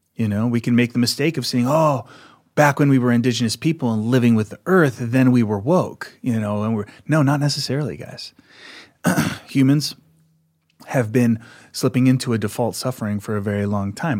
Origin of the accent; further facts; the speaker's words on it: outside of Philadelphia, Pennsylvania, United States; moved away; also born or lived in Sedona, Arizona; where I grew up outside of Philadelphia.